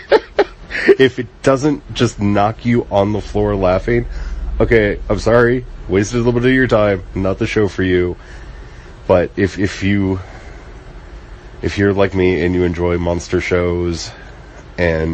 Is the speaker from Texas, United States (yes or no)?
no; the Appalachians in Maryland, United States; also born or lived in the Ozarks; I grew up in the Ozarks partially as a kid, and I grew up in the Appalachians in Maryland